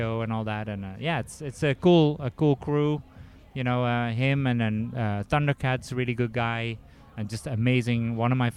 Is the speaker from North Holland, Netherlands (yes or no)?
no; Eindhoven, North Brabant, Netherlands; moved away as an adult; now in Washington, United States; in Eindhoven where I grew up